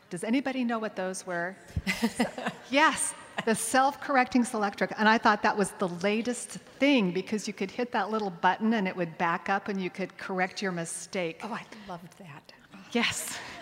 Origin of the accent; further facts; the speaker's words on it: Connecticut suburbs of New York, United States; I'm from the Connecticut suburbs of New York, and I had gone back home to Connecticut